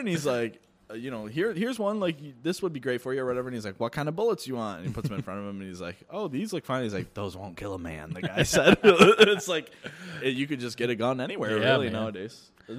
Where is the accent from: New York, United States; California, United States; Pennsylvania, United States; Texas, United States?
New York, United States; Mattydale; I grew up in Mattydale.